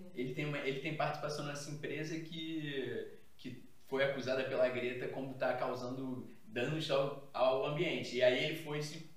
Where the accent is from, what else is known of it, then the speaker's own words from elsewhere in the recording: Rio de Janeiro, Brazil; venho da Zona Norte, venho tipo, de Olaria também